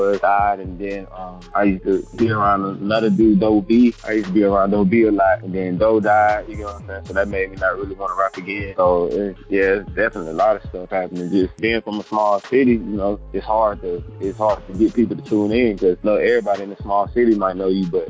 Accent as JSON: {"language": "English", "town": "Anniston", "region": "Alabama", "country": "United States", "tie": "born or raised there", "said": "I'm from Anniston, Alabama"}